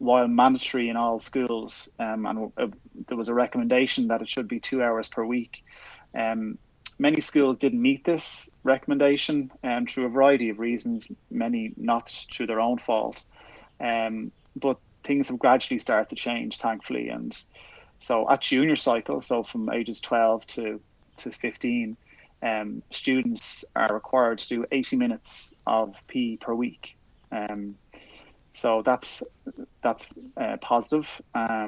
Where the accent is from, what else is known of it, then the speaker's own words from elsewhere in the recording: Ireland; In Ireland, our schools teach through two languages, either English or through Irish